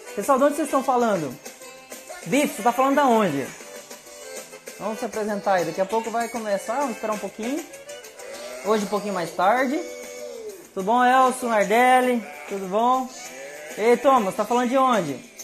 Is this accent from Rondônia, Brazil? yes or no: yes; Chupinguaia, Rondônia, Brazil; Eu sou de Chupinguaia